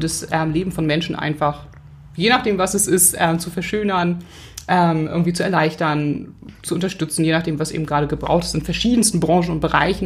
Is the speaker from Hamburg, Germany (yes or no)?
yes; Hamburg, Germany; ich bin Hamburgerin